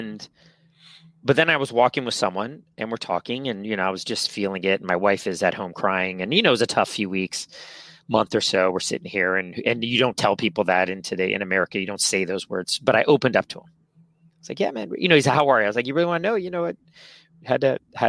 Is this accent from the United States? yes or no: yes; San Francisco, California, United States; born and raised here in San Francisco, I was born in the Castro, moved to Noe Valley when I was 4